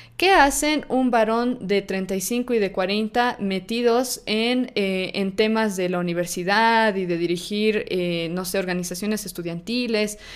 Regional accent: Bolivia; yo soy de Bolivia, yo nací en Bolivia y estudié en la universidad acá en Bolivia

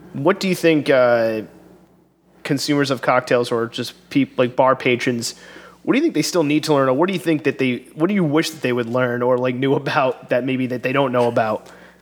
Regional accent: North Providence, Rhode Island, United States; I grew up in North Province

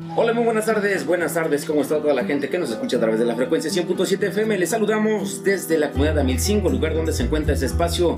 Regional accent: Amilcingo, Morelos, Mexico; soy originario de esta comunidad

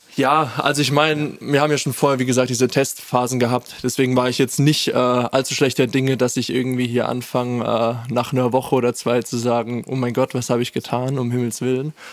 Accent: Landau, Rhineland-Palatinate, Germany; moved away as an adult; now in Furtwangen, Germany; ich komme nämlich aus Landau ursprünglich

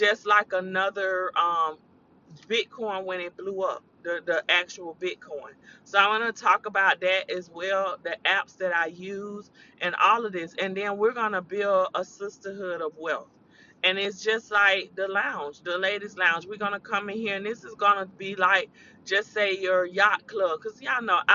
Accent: the South, United States; accent: country; I'm country. I'm from the South

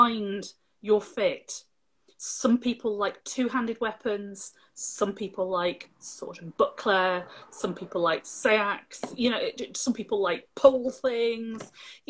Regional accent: Lancashire, North West England, United Kingdom; moved away as an adult; also born or lived in Scotland; now in Yorkshire, United Kingdom; Spent most of my schooling in Lancashire

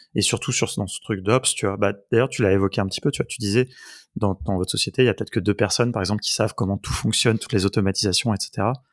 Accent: France; on est français

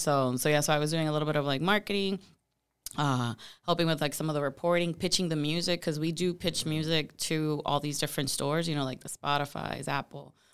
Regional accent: Puerto Rico; moved away as an adult; now in Tampa, United States; I'm originally from Puerto Rico

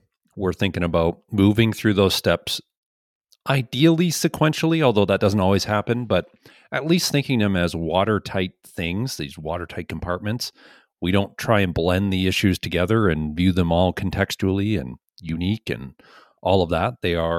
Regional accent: India; also born or lived in Montreal; now in Canada; Actually, I'm basically from India, but I'm studying right now in Montreal, Quebec. And now last year in the summer, I moved to New Brunswick

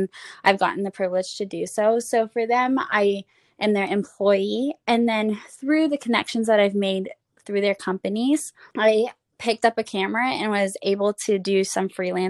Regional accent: near Sacramento, Northern California, United States; I was born in NorCal, so home of Sacramento. I live just like a little above Sacramento. I was born in a Christian home

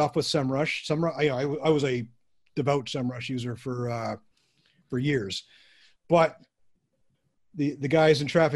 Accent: Canada; a Canadian working for a American

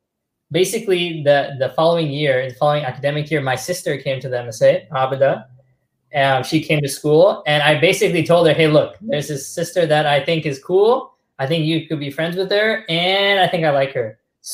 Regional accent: Trinidad & Tobago; even though I look Desi, I'm not Desi. Although maybe originally Desi because I'm from Trinidad

